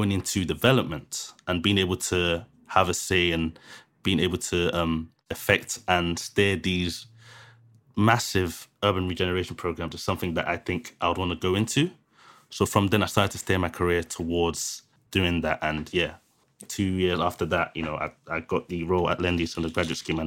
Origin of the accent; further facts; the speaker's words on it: London, United Kingdom; I lived in Thamesmead, which is where I grew up in Thamesmead